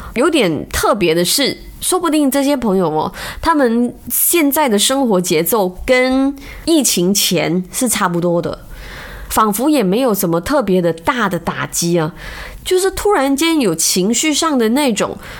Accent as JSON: {"language": "Chinese", "country": "Malaysia", "said": "我们马来西亚人"}